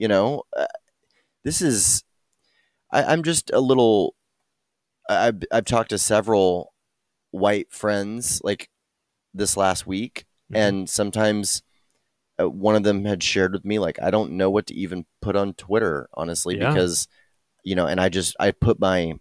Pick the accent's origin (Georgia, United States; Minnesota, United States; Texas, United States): Texas, United States; I thought of myself really as a Texan first